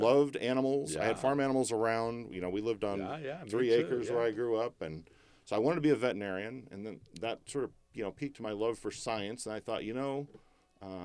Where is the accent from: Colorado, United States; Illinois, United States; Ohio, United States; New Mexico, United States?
Illinois, United States; Edwardsville; now in Rancho Cordova, United States; So I was born in Edwardsville, Illinois, which is southern Illinois, not far from St. Louis